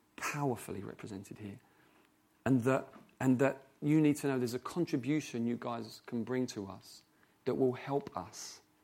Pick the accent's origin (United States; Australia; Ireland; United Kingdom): United Kingdom; England; I've been born in English. I'm an English person